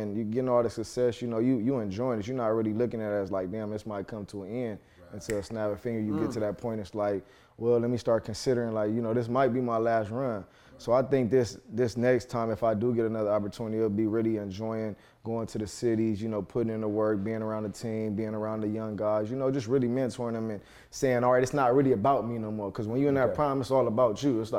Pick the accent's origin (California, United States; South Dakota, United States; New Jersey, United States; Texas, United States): California, United States; Los Angeles; I'm born and raised here in Los Angeles, California